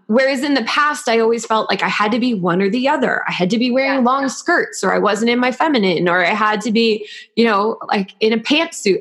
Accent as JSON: {"language": "English", "region": "New York", "country": "United States", "said": "As a New Yorker"}